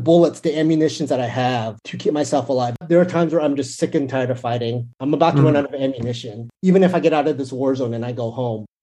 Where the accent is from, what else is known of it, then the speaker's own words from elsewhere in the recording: San Francisco Bay Area, California, United States; moved away as an adult; now in Los Angeles, United States; I grew up in the Bay Area, San Francisco Bay Area, and then I recently moved to LA about a year and a half ago